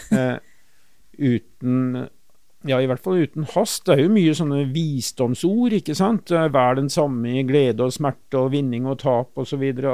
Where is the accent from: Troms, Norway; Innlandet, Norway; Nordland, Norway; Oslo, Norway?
Oslo, Norway; der jeg vokste opp, eh, på Stovner, eh, i Groruddalen, Oslo